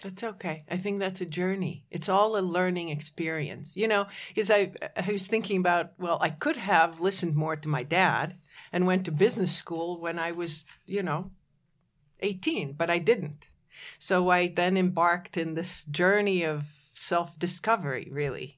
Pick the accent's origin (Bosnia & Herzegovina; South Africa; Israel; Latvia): Latvia; moved away; I was born in Latvia